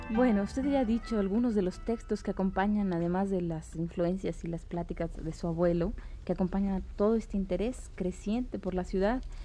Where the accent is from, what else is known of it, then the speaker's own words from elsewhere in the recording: Mexico; also born or lived in Mexico City; somos los mexicanos, los que vivimos en esta ciudad